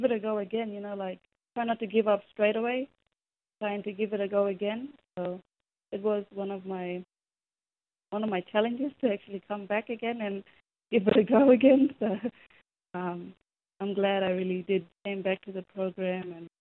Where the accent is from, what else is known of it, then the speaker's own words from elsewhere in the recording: Wangkatjungka, Western Australia, Australia; I grew up in Wangkijunga community, sorry about the misinformation, but I grew up in Wangkijunga, but I now work at Urimalay